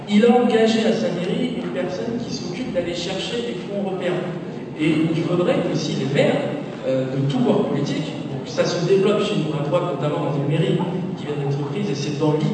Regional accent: La Courneuve, Île-de-France, France; j'ai grandi à la Courneuve

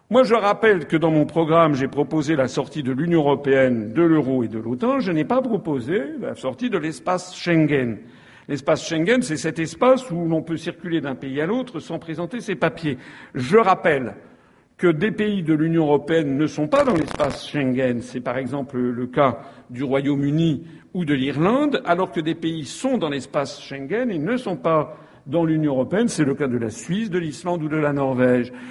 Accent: Guadeloupe; Mais quand on est Guadeloupéen, on se dit mais à quoi sert la France

